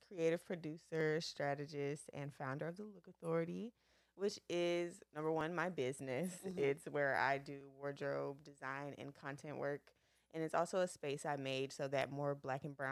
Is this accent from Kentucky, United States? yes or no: no; Memphis, Tennessee, United States; moved away as an adult; I'm from Memphis, Tennessee